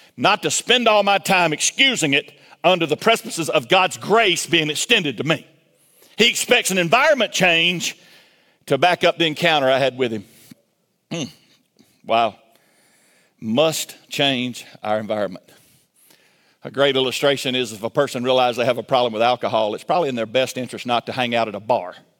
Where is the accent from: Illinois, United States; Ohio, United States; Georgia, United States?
Georgia, United States; Milledgeville; I grew up in Milledgeville, Georgia